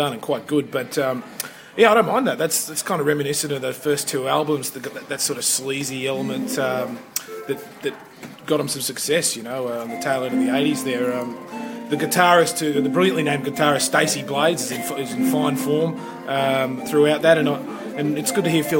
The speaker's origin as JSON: {"language": "English", "region": "Queensland", "country": "Australia", "said": "I'm actually a Queenslander"}